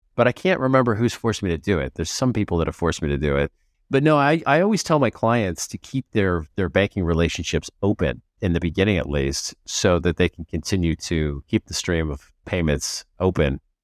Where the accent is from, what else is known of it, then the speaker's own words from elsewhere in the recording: United States; now in Portugal; as an American